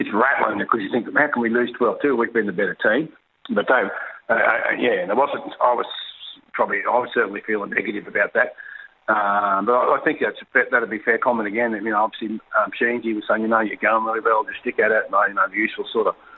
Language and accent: English; Queensland, Australia; you're a young kid growing up in Queensland in the 80s